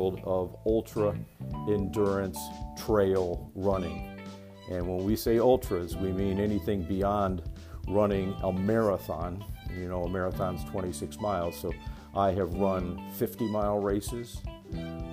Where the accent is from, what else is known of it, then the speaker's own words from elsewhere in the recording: Euclid, Ohio, United States; moved away as an adult; also born or lived in Rapid City, South Dakota / Cedar Rapids, Iowa / Buffalo, New York; I grew up in Euclid, Ohio, and am a graduate of Euclid High School.